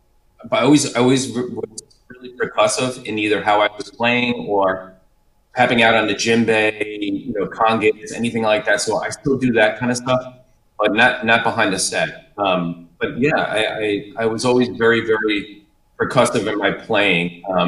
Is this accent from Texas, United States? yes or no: no; New York, United States; moved away as an adult; Yeah, so I came down from New York about 5 years ago.